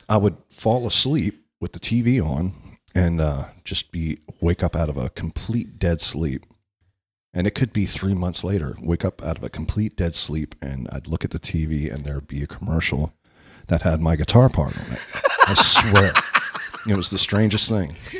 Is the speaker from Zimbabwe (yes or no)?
no; Baltimore, Maryland, United States; moved away as an adult; now in Florida, United States; I'm originally from the Baltimore, D C area